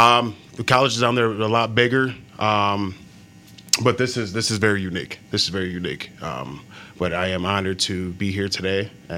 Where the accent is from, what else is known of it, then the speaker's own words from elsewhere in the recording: Florida, United States; I'm from Florida and everything, so there's a lot of commotion going on.